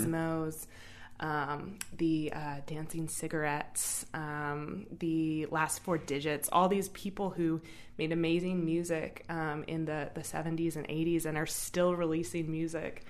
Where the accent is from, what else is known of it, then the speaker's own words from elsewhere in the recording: Indianapolis, Indiana, United States; also born or lived in Bloomington, Indiana; I grew up in Indianapolis